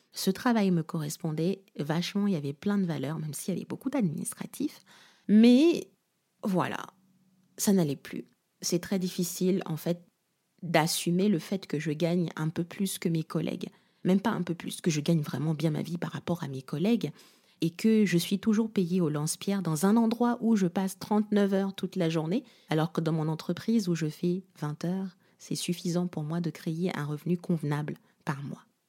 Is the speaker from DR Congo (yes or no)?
yes; Kinshasa, DR Congo; now in France; Kinshasa, ma ville natale